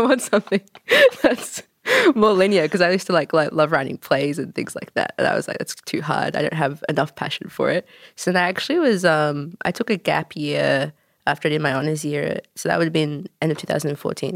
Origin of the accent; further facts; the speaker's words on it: Wagga Wagga, New South Wales, Australia; moved away as an adult; also born or lived in Canada / New Zealand; now in Melbourne, Australia; I'm Canadian-born, wagga-wagga raised, but I've been living in Melbourne for, gosh, uh, about four years